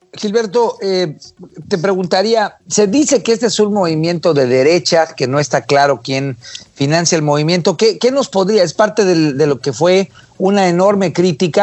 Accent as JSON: {"language": "Spanish", "country": "Mexico", "said": "como mexicanos"}